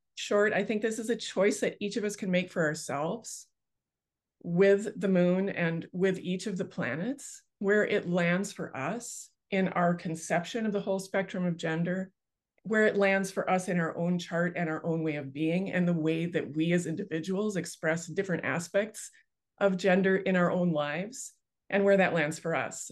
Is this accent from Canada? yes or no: yes; Canada; I grew up on the Bay of Fundy like right on the Bay of Fundy outside of my bedroom window